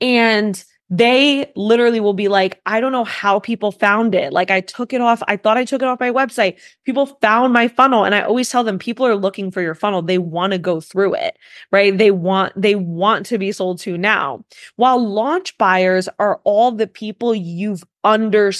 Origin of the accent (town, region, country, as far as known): New York, United States